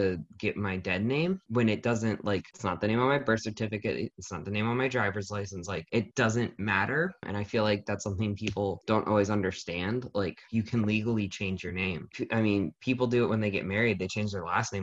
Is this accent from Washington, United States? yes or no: no; Frederick, Maryland, United States; now in Lancaster, United States; I'm from Frederick, Maryland